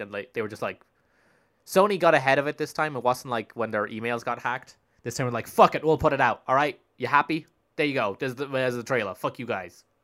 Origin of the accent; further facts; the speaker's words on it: Spain; moved away; I grew up in Spain